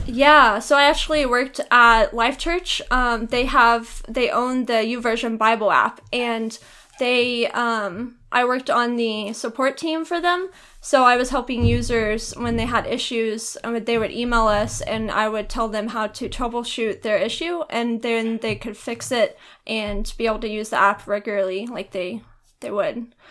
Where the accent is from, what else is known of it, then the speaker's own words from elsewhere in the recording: Arlington, Texas, United States; I grew up in Arlington, Texas